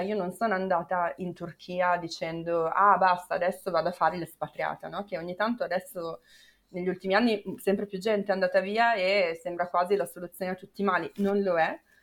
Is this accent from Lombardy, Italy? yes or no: yes; Milan, Lombardy, Italy; moved away as an adult; io sono di Milano